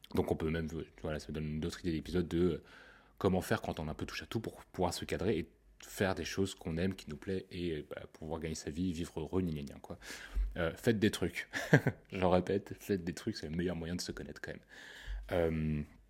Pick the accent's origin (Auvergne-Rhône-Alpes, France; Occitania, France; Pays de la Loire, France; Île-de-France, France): Île-de-France, France; Paris; Je suis parisien